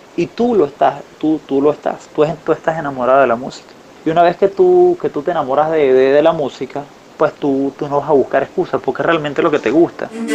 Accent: Falcón, Venezuela; moved away as an adult; now in Colombia; yo nací en Venezuela, en la costa norte, se llama el estado Falcón

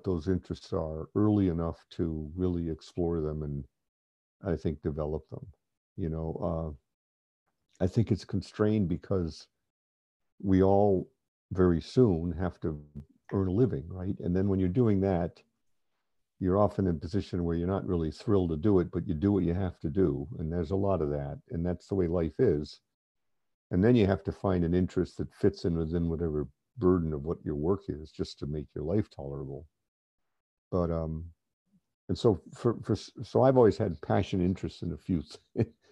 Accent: East Coast of the U.S., United States; I grew up in the East Coast of the U.S.

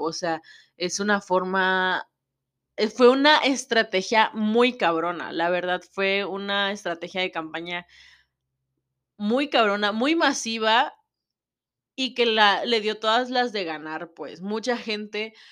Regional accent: Mexico; yo sé cómo es la situación en mi país, yo sé cómo es la situación en México

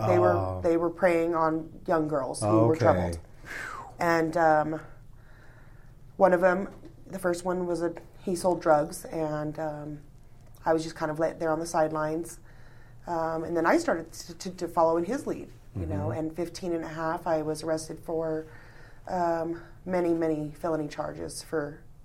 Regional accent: California, United States; born there; I was born in California.

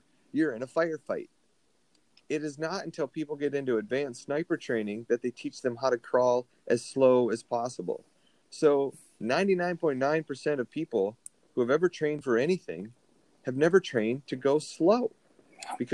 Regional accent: Minnesota, United States; my home state of Minnesota

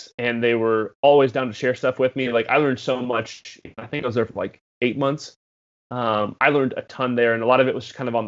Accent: Des Moines, Iowa, United States; moved away as an adult; also born or lived in Nashville; I was born and raised in Des Moines, Iowa

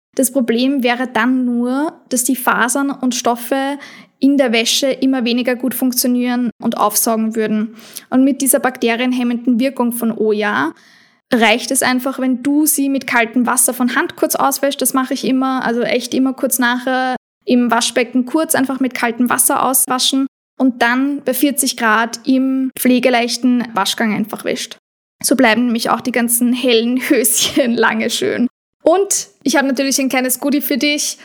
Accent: Austria; bei uns in Österreich

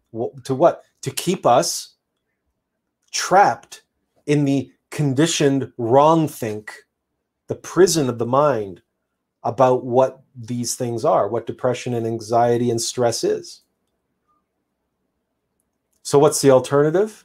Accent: Canada; I'm Canadian

